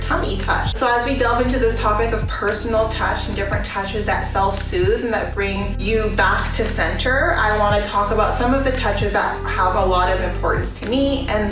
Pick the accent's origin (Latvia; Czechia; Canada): Canada; So because I grew up in Canada, and more than that, I grew up in rural areas